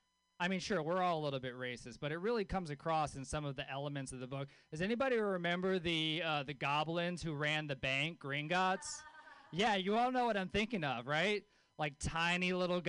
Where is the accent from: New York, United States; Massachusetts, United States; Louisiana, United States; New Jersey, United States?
Louisiana, United States; born or raised there; moved away